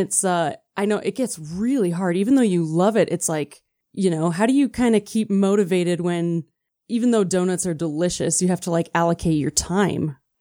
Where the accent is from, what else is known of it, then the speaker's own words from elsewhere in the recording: Wisconsin, United States; now in Utah, United States; I grew up in Wisconsin, so when it starts snowing, I feel like it's finally home